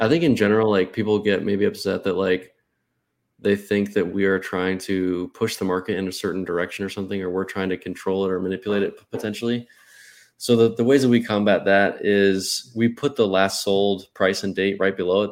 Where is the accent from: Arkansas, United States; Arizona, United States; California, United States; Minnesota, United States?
Arizona, United States; I'm from Arizona